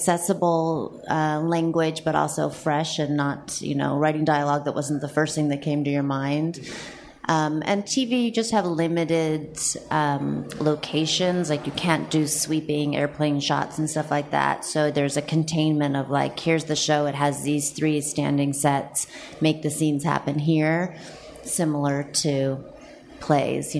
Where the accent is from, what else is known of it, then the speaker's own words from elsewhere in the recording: Santa Monica, California, United States; I grew up in Santa Monica, California